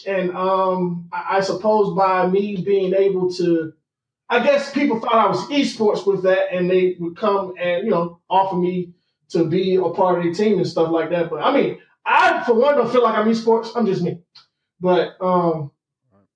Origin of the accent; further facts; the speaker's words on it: Atlanta, Georgia, United States; I grew up in Atlanta, Georgia